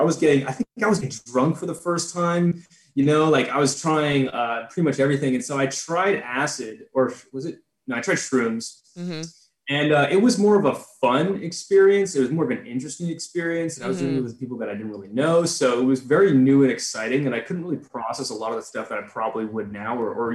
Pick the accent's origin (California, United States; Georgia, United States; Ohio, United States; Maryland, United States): California, United States; San Jose; I'm from San Jose, like around San Francisco